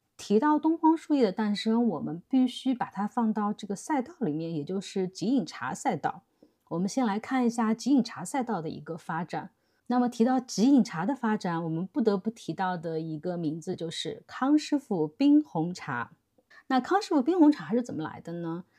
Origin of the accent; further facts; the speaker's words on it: China; 我们中国人都能接受的